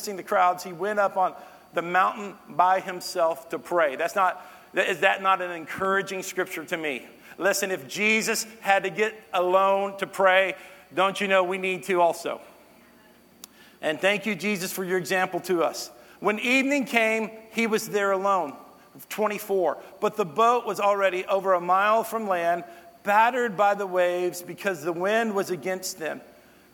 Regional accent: North Texas, United States; moved away; I grew up in North Texas

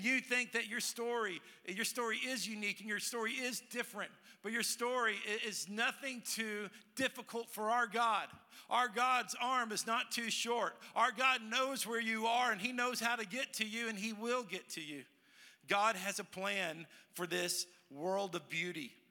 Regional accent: Dallas, Texas, United States; moved away as an adult; now in Tennessee, United States; I grew up in Dallas

